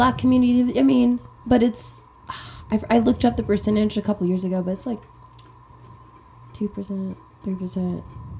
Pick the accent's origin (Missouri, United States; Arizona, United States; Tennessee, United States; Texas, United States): Texas, United States; Corpus Christi; moved away; I grew up in Corpus Christi.